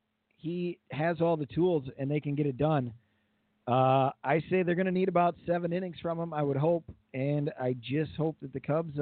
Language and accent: English; Kirkland, Illinois, United States; Kirkland is in Illinois. Like, my hometown.